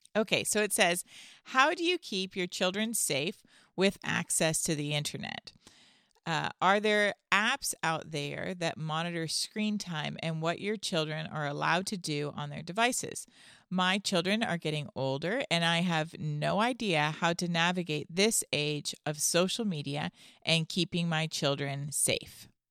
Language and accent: English; Canada; now in United States; Canadian still, by the way. I mean, I'm American as well, but I was born Canadian.